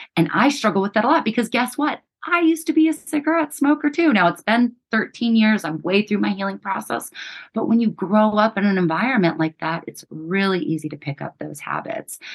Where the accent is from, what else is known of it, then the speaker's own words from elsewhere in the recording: New Mexico, United States; we grew up in New Mexico poor, uneducated, unhealthy state